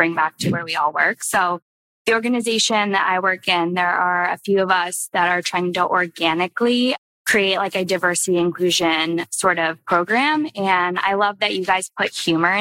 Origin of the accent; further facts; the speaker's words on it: Richmond, Virginia, United States; I'm from Richmond as well, so go RBA